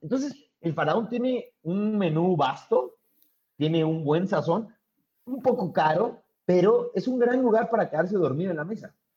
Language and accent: Spanish; Mexico City, Mexico; forma parte de nuestro ADN como chilango el taco del bajón